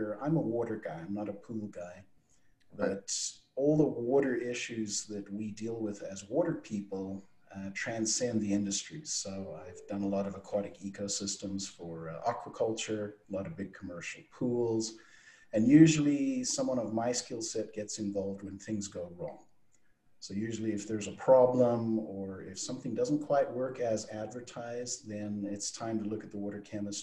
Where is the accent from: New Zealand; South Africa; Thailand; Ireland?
South Africa; accent: South African; moved away as an adult; now in United States; my weird accent's from South Africa. So I grew up in South Africa, qualified as an electrical engineer, moved to America